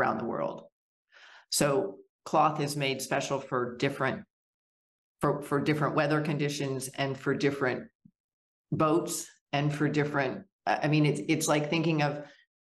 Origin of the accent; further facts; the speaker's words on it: Wyoming, United States; moved away; also born or lived in Arkansas; my father's business moved us to Wyoming